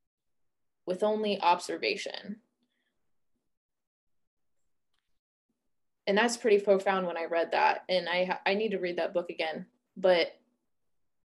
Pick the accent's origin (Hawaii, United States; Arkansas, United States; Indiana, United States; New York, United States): Indiana, United States; I'm a white woman, I'm from Indiana